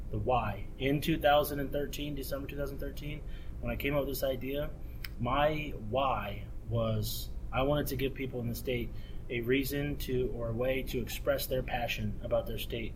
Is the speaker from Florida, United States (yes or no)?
yes; the South, Florida, United States; moved away; also born or lived in Indiana / Nebraska; as a kid growing up in the South